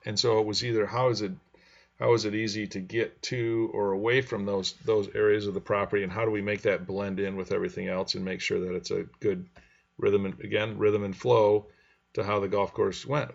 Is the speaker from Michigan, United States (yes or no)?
yes; Grand Rapids, Michigan, United States; I grew up in Grand Rapids, and this is kind of on the west side. I was on the east side of Grand Rapids